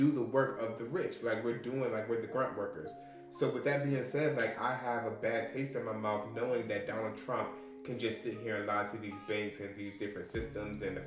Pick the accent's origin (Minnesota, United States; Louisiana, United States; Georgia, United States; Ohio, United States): Georgia, United States; Atlanta; I'm from Scamming City. Like, we in Atlanta